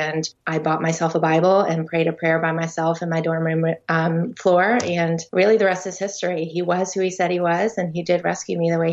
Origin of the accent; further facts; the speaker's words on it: Tallahassee, Florida, United States; now in Tampa, United States; I am from Tallahassee, but currently live in Tampa, Florida